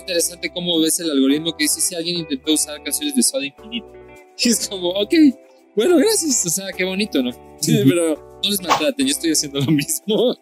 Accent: Colombia; now in Ecuador; yo soy colombiano también, pero vivo en Ecuador y yo considero Ecuador más mi país.

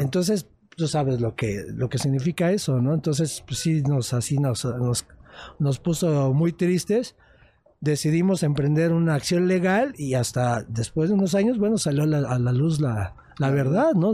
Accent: Mexico City, Mexico; Nosotros venimos de una zona muy marginada de la Ciudad de México, somos del norte de, de esta ciudad

